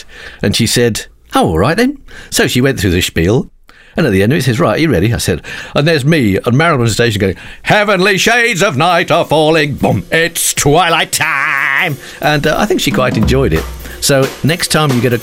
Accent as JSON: {"language": "English", "country": "United Kingdom", "said": "being British"}